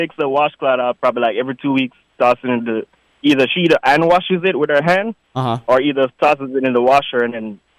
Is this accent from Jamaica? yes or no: yes; Jamaica; I'm from Jamaica, so that's how we grew up.